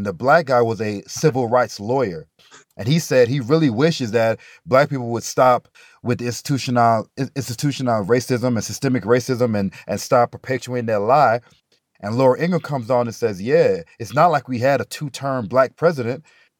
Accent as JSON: {"language": "English", "region": "Alabama", "country": "United States", "lives_now": "Colorado, United States", "said": "They figured when we came from Alabama, that was real racism. Now you in Colorado, shut the hell up and go to school."}